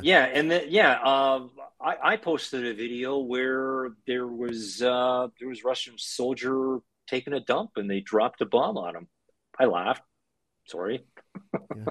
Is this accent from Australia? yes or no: no; Canada; moved away as an adult; now in Ukraine; growing up in Canada, to parents that came to Canada after World War II